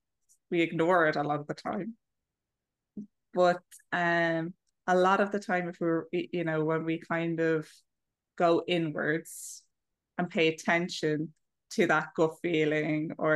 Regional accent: Ireland; now in Malaga, Spain; I'm Irish, but I'm actually living in Spain, in the south of Spain near Malaga

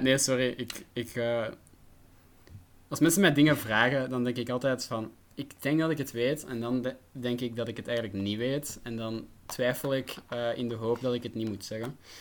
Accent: Flanders, Belgium; ik ben geen Vlaming, ik ben Brabander

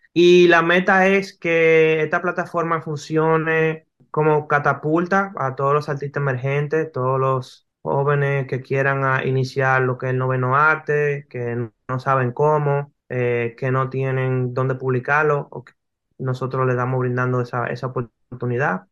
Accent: Dominican Republic; also born or lived in New York

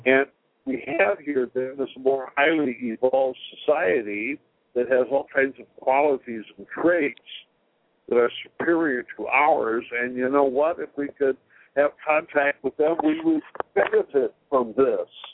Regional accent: California, United States; I'm a Californian

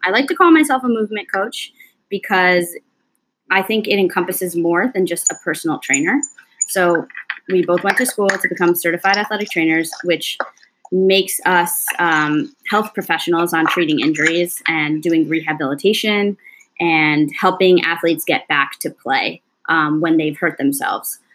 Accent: Long Island, New York, United States; also born or lived in Cortland, New York; I grew up on Long Island, which is in New York.

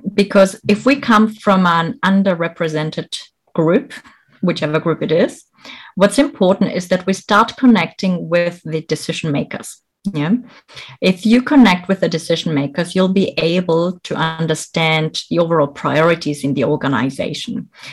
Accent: Germany; moved away as an adult; also born or lived in Bolivia / France / United Kingdom / Malaysia; I was born in Bolivia, South America. I grew up here in Germany.

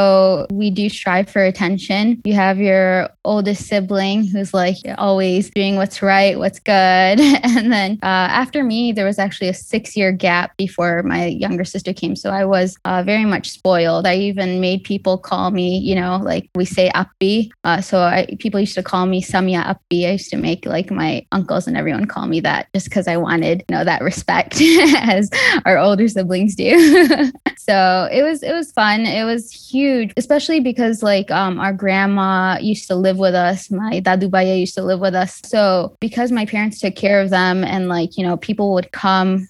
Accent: Detroit, Michigan, United States; I was born and raised in Detroit

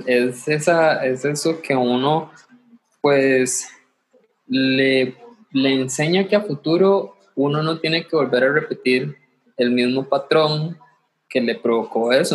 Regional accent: Limón, Costa Rica; soy, soy de Limón

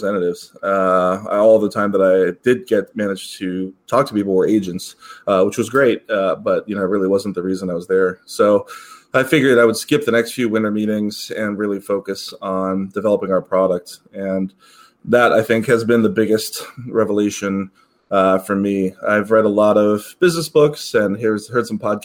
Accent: Cleveland, Ohio, United States; also born or lived in Parma, Ohio; I was born in Cleveland, inner city, so like old Brooklyn area, but then I did go to Parma for high school.

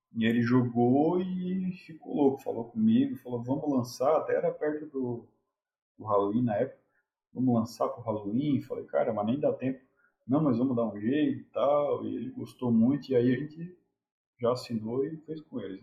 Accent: Brazil

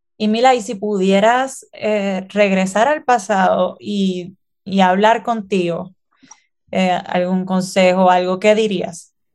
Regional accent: Puerto Rico; nosotros somos puertorriqueños y puertorriqueñas

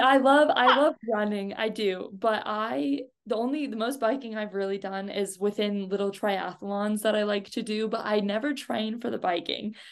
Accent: United States; As an American

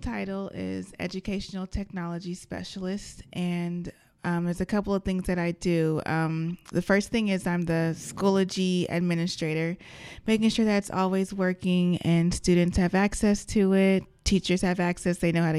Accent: Vallejo, California, United States; also born or lived in Misawa, Japan; So I was born in Vallejo, California. And from age 4 to 8, my dad was stationed to Misawa Air Force Base in Japan. So my dad's in the Air Force. So we lived there for a while and then moved back to Vallejo.

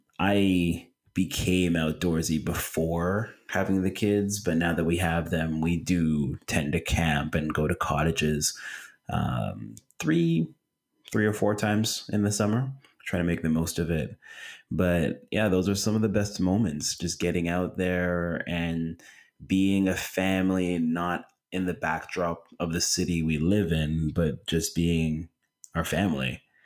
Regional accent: Toronto, Ontario, Canada; I'm from Toronto.

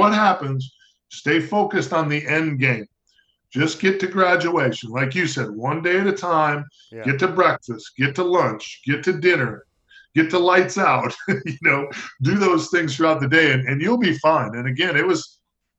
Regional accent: Oshkosh, Wisconsin, United States; moved away as an adult; It's about an hour and a half drive to my hometown of Oshkosh.

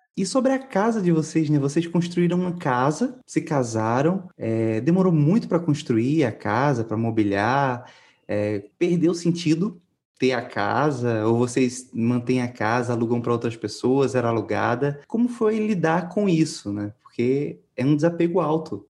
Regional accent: Pernambuco, Brazil; eu sou de Pernambuco

